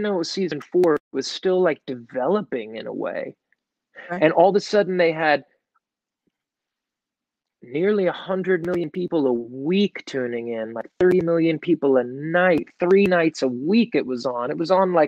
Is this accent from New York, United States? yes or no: yes; New York, United States; I was from New York, So I had a band in Brooklyn